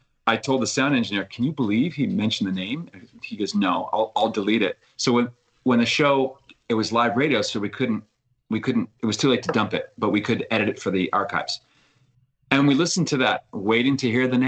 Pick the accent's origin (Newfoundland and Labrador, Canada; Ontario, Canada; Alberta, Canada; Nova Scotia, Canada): Nova Scotia, Canada; Halifax; my hometown of Halifax.